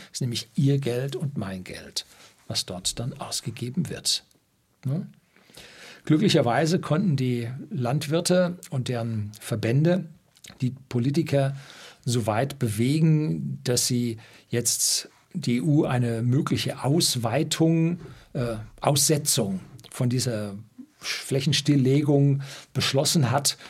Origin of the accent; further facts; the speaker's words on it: Germany; das größte Düngemittelwerk bei uns in Deutschland